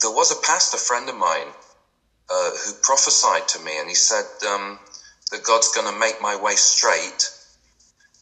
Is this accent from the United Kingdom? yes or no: yes; England, United Kingdom; moved away as an adult; also born or lived in France; I'm English